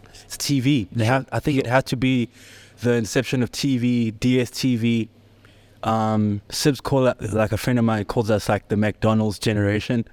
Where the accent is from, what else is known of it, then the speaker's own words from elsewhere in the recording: Johannesburg, Gauteng, South Africa; also born or lived in Soweto; I'm born and raised in the south of Johannesburg. Well, I was born in Shawela